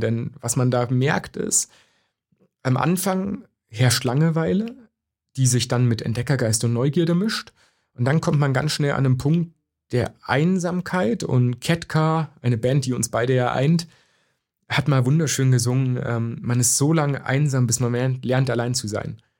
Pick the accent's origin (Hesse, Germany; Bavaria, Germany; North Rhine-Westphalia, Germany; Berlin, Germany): Bavaria, Germany; also born or lived in Zerbst, Saxony-Anhalt; nach dem Mauerfall sind wir nach Bayern gezogen